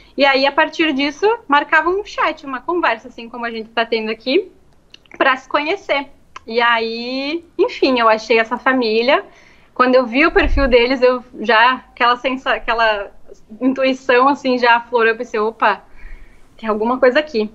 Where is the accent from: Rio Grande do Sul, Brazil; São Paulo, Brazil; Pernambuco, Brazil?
Rio Grande do Sul, Brazil; Marau; moved away as an adult; also born or lived in Passo Fundo, Brazil; now in Italy; Eu estudei quando eu era pequena no Cristo Rei, aí depois fechou, né? Aí depois eu terminei a escola no IESTA